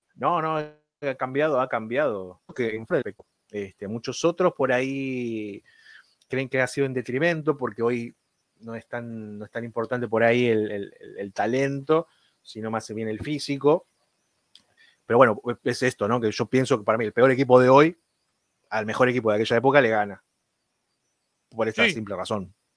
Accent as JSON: {"language": "Spanish", "country": "Argentina", "said": "como argentino"}